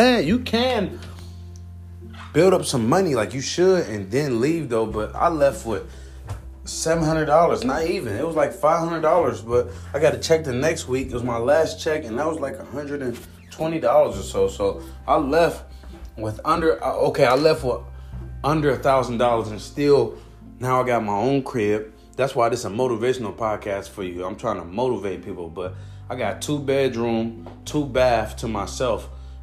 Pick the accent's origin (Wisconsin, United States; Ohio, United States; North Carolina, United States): Ohio, United States; Cleveland; now in Arizona, United States; So I came from Cleveland, Ohio. June 9th, 2020 is when I got to Arizona and when my dreams started manifesting.